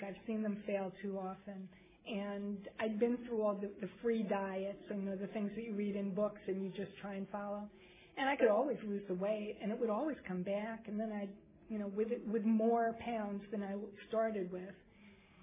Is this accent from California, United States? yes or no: no; New York City, New York, United States; I grew up in Manhattan